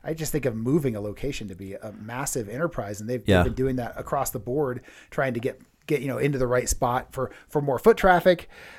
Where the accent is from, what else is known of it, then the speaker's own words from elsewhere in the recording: California, United States; moved away; I grew up in California, and we had a TCBY in my hometown too.